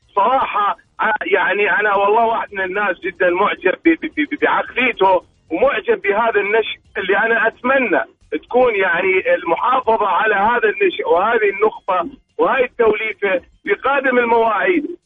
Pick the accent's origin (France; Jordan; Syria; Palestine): Syria; now in Riyadh, Saudi Arabia